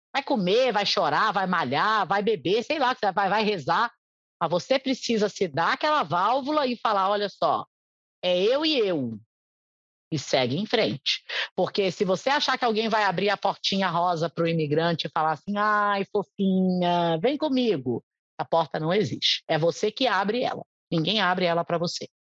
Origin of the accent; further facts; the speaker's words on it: Brazil; first language Portuguese; moved away as an adult; now in United States; o português é minha língua pátria